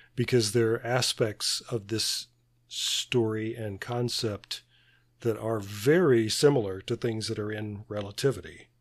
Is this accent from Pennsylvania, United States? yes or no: no; Birmingham, Alabama, United States; my hometown of Birmingham, Alabama.